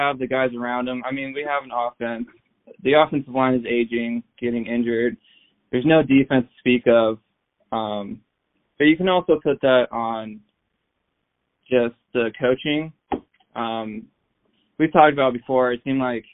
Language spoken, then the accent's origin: English; Portland, Oregon, United States; we are from Portland